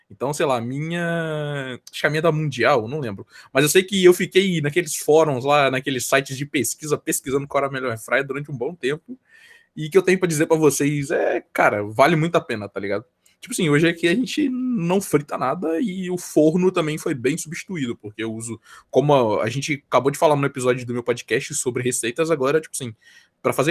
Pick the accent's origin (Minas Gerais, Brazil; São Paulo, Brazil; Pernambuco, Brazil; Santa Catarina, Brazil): Minas Gerais, Brazil; eu nem sou carioca e nem paulistano, eu sou, eu sou mineiro, tá ligado?